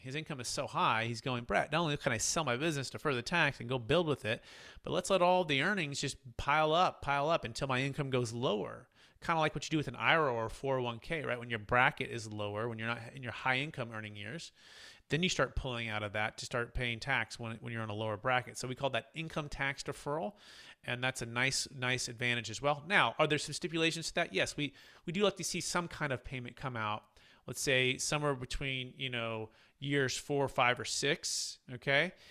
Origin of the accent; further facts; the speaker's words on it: Bay Area, California, United States; growing up in the Bay Area with my dad